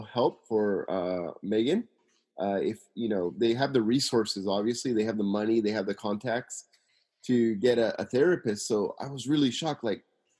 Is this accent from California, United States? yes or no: yes; Simi Valley, California, United States; now in Tokyo, Japan; I'm from Simi Valley, California, living in Tokyo, Japan.